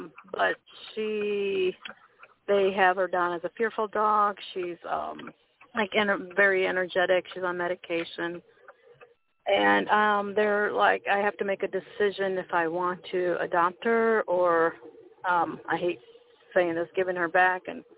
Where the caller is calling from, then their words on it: Merrillville, Indiana, United States; I'm calling from Maryville, Indiana.